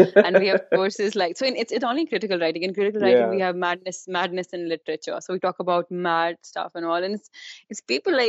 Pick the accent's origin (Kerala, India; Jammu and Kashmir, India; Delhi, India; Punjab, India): Jammu and Kashmir, India; moved away as an adult; I was born in Kashmir. My parents live there, and I've lived there for like first 18 years of my life.